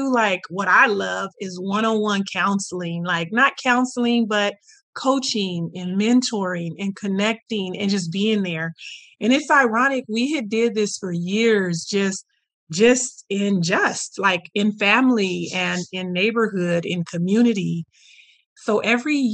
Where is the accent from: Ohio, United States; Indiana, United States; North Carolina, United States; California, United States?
California, United States; Merced; I'm from Merced, California in the USA